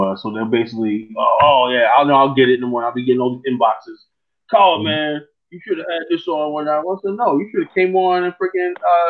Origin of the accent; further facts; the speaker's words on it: United States; I mean, I'm from America.